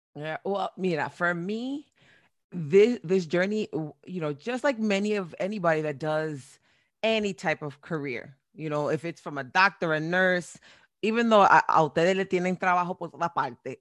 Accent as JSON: {"language": "English", "town": "Perth Amboy", "region": "New Jersey", "country": "United States", "tie": "born or raised there", "also_born_or_lived": "Boston, Massachusetts / Florida", "moved": "yes", "said": "I was born in Boston, raised in Perth Amboy, New Jersey"}